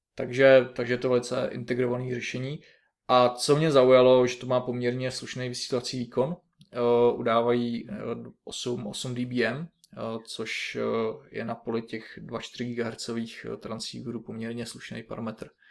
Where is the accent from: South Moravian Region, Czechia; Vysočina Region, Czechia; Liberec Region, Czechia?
Liberec Region, Czechia; pocházím ze severního kraje z Liberecka